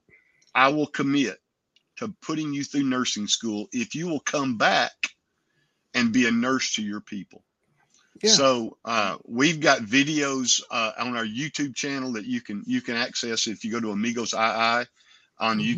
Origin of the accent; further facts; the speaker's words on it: United States; we as Americans